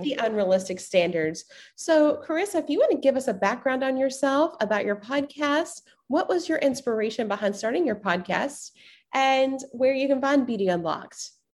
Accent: the South, United States; growing up in the South

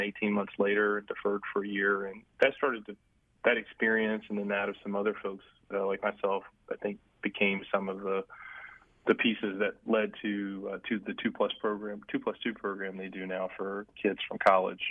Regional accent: Greensboro, North Carolina, United States; born or raised there

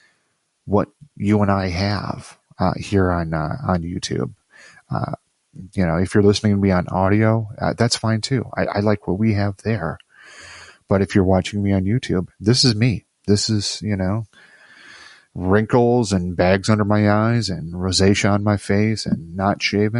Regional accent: Midwest, United States; now in Virginia, United States; I'm from the Midwest, so we have a certain way about us that we're shucks.

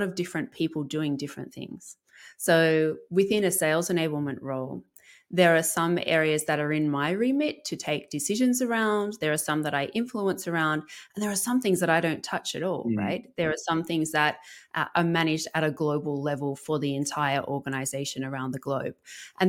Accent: Melbourne, Victoria, Australia; moved away as an adult; also born or lived in Africa / Middle East; So I'm a Melbournean, I'm Australian, grew up here

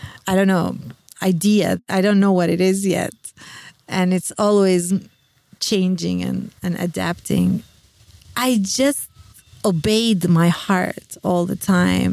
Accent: Palestine

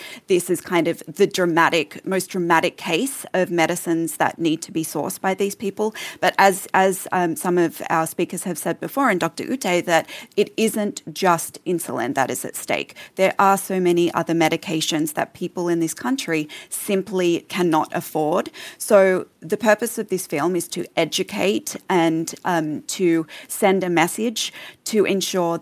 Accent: Australia; also born or lived in Canada; now in United States; I'm an Australian that lives here now and also half Canadian.

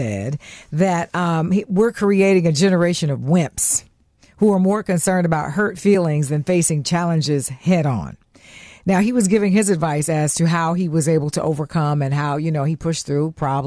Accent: Nashville, Tennessee, United States; Nashville, my hometown

